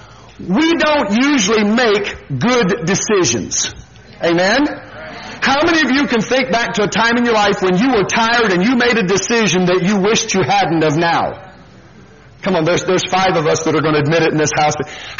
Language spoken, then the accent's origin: English; Washington, United States; moved away as an adult; also born or lived in Fresno, California; back to my place of birth, I guess you want to call it, or my mother's house and my home there in Washington State